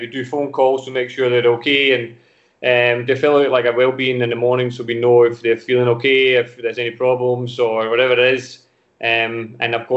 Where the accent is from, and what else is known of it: Denmark; English is a second language; moved away as an adult; also born or lived in Glasgow